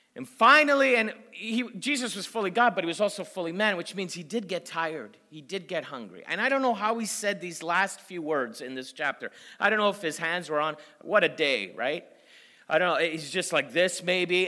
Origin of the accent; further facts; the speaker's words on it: Canada; I'm from Canada